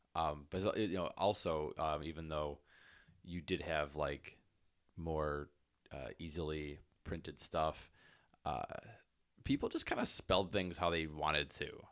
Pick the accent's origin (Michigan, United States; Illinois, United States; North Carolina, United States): Illinois, United States; Chicago; we are from Chicagoland